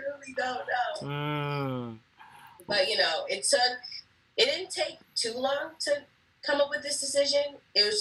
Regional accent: New York, United States; moved away; I'm originally from New York. So I grew up a Giants fan, Yankees fan, New York Knicks

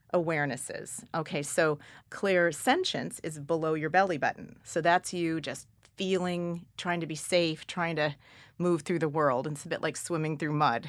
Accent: California, United States; I'm from California.

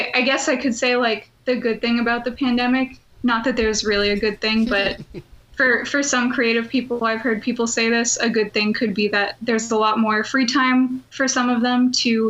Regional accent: Massachusetts, United States; moved away as an adult; also born or lived in Rhode Island; now in California, United States; I'm originally from Massachusetts, so I was in the Rhode Island Children's Chorus for a while

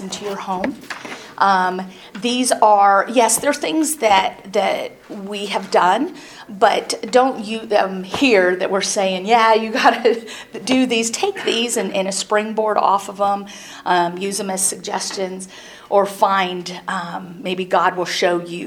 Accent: Iowa, United States; growing up in Iowa

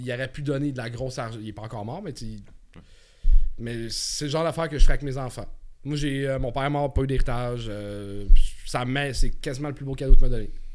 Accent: Montreal, Quebec, Canada; je viens de Montréal

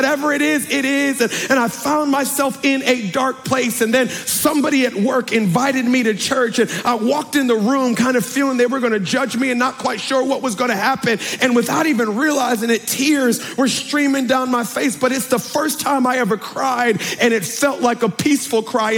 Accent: Baltimore, Maryland, United States; I'm from Baltimore through and through

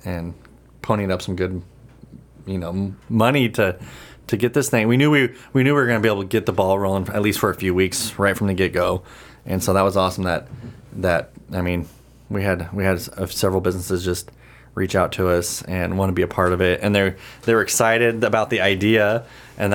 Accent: United States; born and raised in the Valley

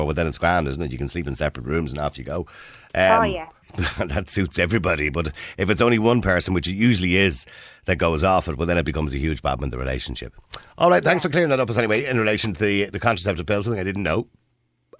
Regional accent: Ireland; we're Irish

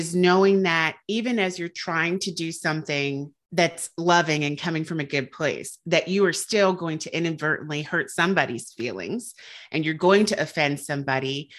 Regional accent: Southern United States, United States; I'm from the Southern United States

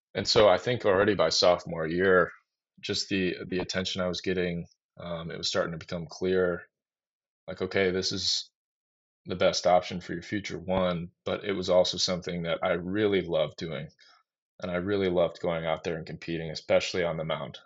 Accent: Waukesha, Wisconsin, United States; in my backyard here in Waukesha

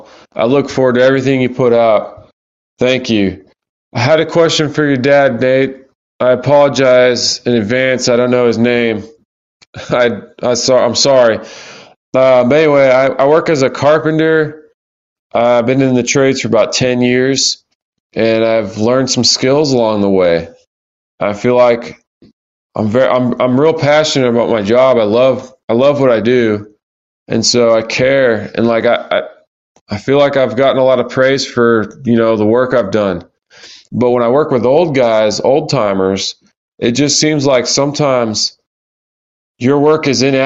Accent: North Carolina, United States; I'm from North Carolina.

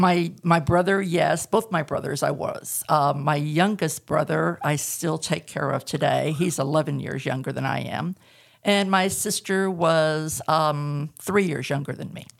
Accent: Southern California, United States; moved away as an adult; also born or lived in Tehachapi, California / Northwest Arkansas; now in Arkansas, United States; I was born and raised in Southern California, and the last three years we lived there, we moved up into the mountains and the desert at the same time, and there's a little place called Tehachapi

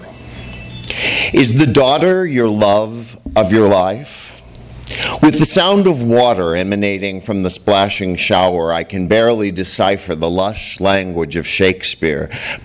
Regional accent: St. Louis, Missouri, United States; now in Los Angeles, United States; the same age as my father when I was born in Missouri

